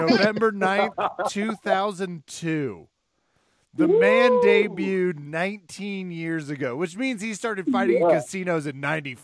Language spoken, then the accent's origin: English; Kansas, United States; I'm from Kansas.